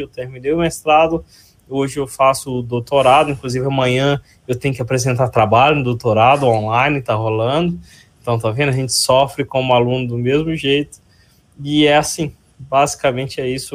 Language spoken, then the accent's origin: Portuguese; Ipatinga, Minas Gerais, Brazil; accent: mineiro; moved away as an adult; now in Campinas, Brazil; eu nasci na região de Ipatinga, em Minas Gerais, e vim para Campinas em 2004